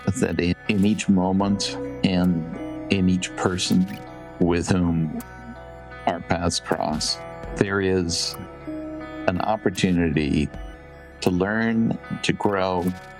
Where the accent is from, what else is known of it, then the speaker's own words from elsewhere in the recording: New York, United States; as I grew up in New York